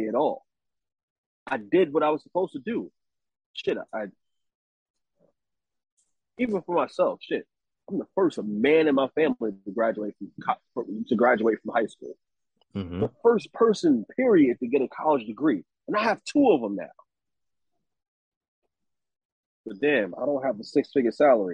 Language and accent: English; New York, United States; I'm from the hood. I'm from Harlem. You know what I mean? West Side.